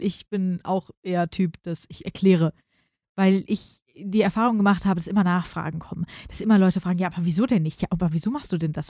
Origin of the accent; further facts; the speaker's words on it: Frankfurt, Hesse, Germany; als Frankfurterin